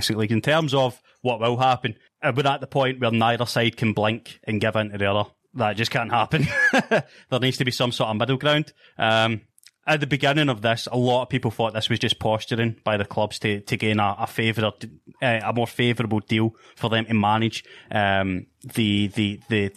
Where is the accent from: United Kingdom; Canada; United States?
United Kingdom; Scotland; from my home country